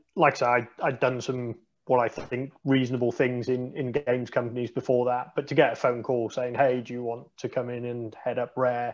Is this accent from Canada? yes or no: no; United Kingdom; I think as British people